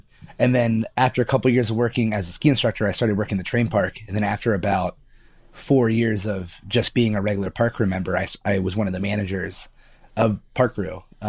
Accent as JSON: {"language": "English", "town": "Baltimore", "region": "Maryland", "country": "United States", "tie": "born or raised there", "also_born_or_lived": "Lewes, Delaware", "said": "I was born in Lewis, Delaware. I lived in Delaware for probably, I don't know, 2 years. I have no recollection of Delaware besides there was a beach, right? My childhood was spent in Baltimore, Maryland, which I like to think that I'm from."}